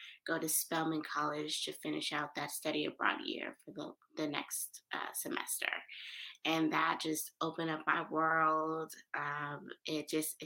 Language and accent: English; Oakland, California, United States; moved away as an adult; also born or lived in New York; I was born and raised in East Oakland, California